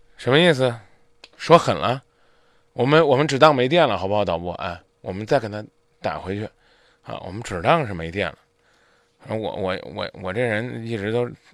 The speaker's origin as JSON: {"language": "Chinese", "town": "Zhengzhou", "region": "Henan", "country": "China", "said": "咱们郑州人"}